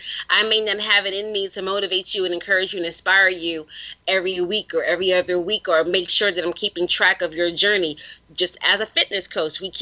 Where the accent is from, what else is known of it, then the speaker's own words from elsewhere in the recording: New York City, New York, United States; I'm from the Bronx